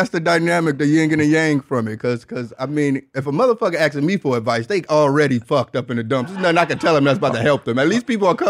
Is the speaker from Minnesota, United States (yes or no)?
no; Detroit, Michigan, United States; born or raised there